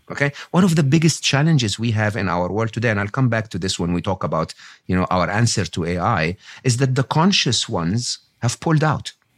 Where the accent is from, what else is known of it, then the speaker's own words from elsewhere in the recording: Egypt; moved away; I was born and raised in Egypt